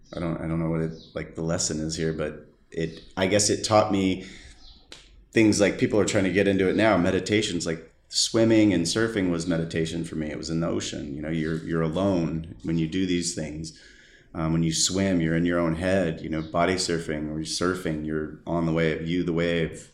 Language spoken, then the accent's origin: English; San Diego, California, United States; Born and raised in San Diego, California